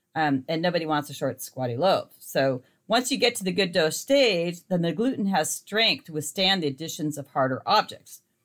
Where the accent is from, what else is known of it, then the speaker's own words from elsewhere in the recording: Montana, United States; now in California, United States; the light clover honey I was raised on in Montana